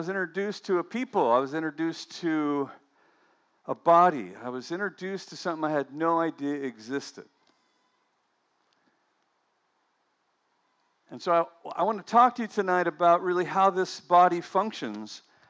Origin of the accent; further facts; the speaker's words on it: Weaverville, California, United States; we're from Weaverville. I mean, hardly anybody leaves Weaverville. I was just mentioning that I didn't have a passport until I was 39 years old.